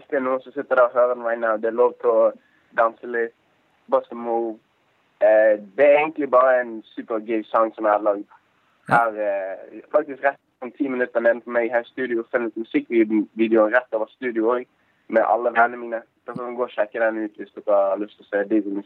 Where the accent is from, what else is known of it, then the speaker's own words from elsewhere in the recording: Bergen, Vestland, Norway; Jeg er fra Bergen.